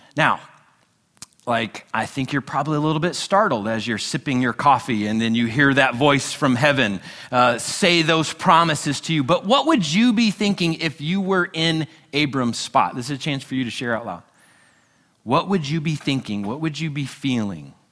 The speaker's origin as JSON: {"language": "English", "country": "United States", "said": "we're a nation built upon freedom, and as Americans, we love our freedom"}